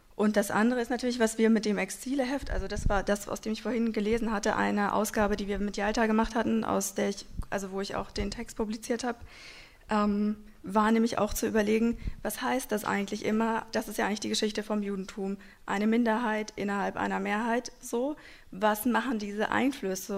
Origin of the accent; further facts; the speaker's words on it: a small town in Hesse, Germany; German is a second language; also born or lived in Moscow; wir eigentlich in einer kleinen Stadt in Hessen die ganze Zeit aufgewachsen sind